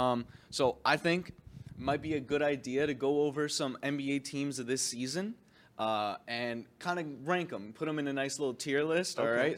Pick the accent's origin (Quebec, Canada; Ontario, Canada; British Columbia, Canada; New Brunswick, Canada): Ontario, Canada; Windsor; Now we are from Windsor. {S1} Yeah. {S0} All right. We're Canadians.